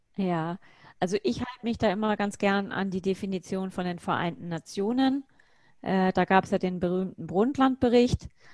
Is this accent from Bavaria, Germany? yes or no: yes; Bavaria, Germany; ich bin in Bayern aufgewachsen